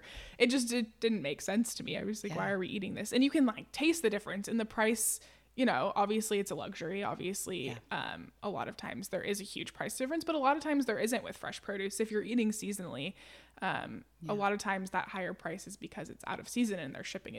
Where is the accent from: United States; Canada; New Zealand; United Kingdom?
United States; Stockton, California; So I grew up in Stockton, California, and my family has cherries.